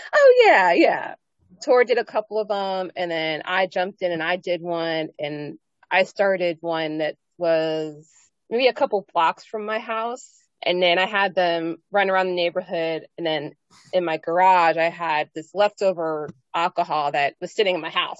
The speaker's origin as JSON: {"language": "English", "region": "Pennsylvania", "country": "United States", "said": "I was from Pennsylvania"}